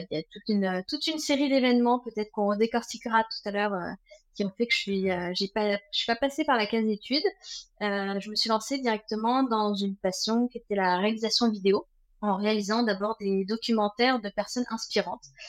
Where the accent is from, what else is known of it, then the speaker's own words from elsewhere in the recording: Versailles, Île-de-France, France; moved away as an adult; now in Vannes, France; je suis née en région parisienne, 78, installée à Vannes depuis euh, quelques années, 7 ans maintenant